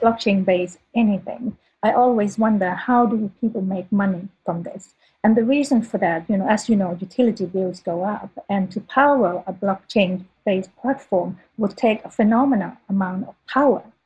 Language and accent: English; Sweden; moved away; also born or lived in Thailand; as a schoolgirl growing up in Sweden